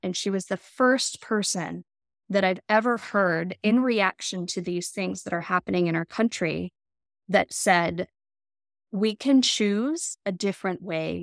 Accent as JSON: {"language": "English", "region": "Colorado", "country": "United States", "tie": "born or raised there", "moved": "as an adult", "said": "I grew up in Colorado."}